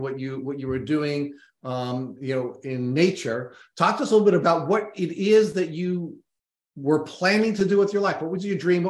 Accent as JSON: {"language": "English", "area": "Long Island", "region": "New York", "country": "United States", "tie": "born or raised there", "said": "on Long Island, where I grew up"}